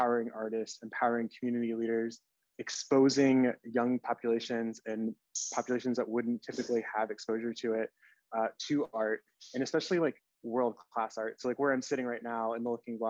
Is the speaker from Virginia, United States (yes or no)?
yes; Richmond, Virginia, United States; also born or lived in Charlottesville, Virginia; I was born and raised in Richmond, Virginia